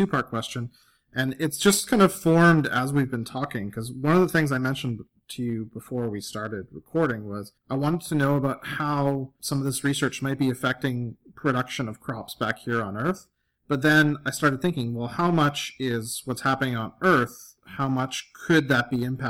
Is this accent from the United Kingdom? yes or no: no; Canada; I'm Canadian.